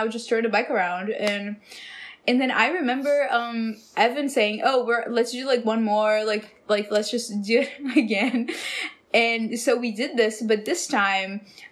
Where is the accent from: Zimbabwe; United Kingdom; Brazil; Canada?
Brazil; now in Los Angeles, United States; I'm from Brazil.